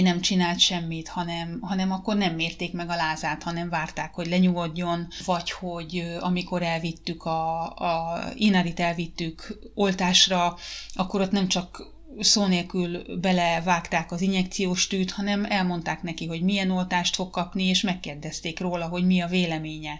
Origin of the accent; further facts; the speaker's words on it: Hungary; moved away as an adult; now in Finland; az én gyerekkorom volt Magyarországon